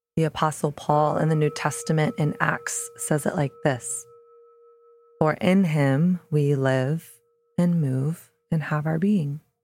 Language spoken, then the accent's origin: English; the South, Southern United States, United States; born or raised there; moved away as an adult; now in New York City, United States